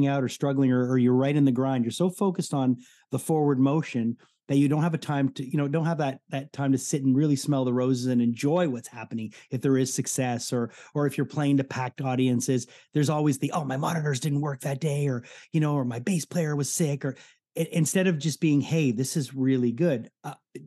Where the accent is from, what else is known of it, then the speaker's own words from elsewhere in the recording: Montreal, Quebec, Canada; growing up in Montreal, growing up listening to rock radio